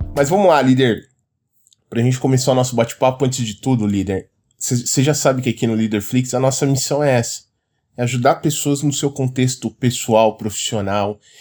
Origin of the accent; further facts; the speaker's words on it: São Paulo, Brazil; eu sou aqui de São Paulo, então aqui é muito comum o pessoal falar esse linguajar